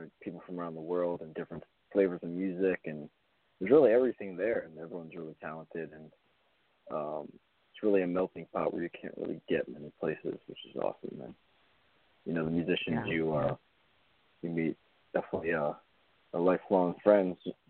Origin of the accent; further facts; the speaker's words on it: Raleigh, North Carolina, United States; moved away; also born or lived in Boston; I was seven, and I grew up in Raleigh